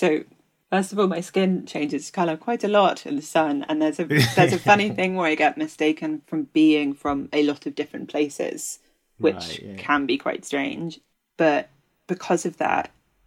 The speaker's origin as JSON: {"language": "English", "area": "Kent", "region": "South East England", "country": "United Kingdom", "tie": "born or raised there", "also_born_or_lived": "London", "said": "born in London, but I grew up in Kent"}